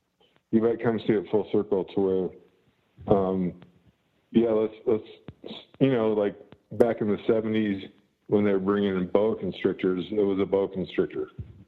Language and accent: English; Nebraska, United States; moved away as an adult; also born or lived in Florida; I grew up in Nebraska.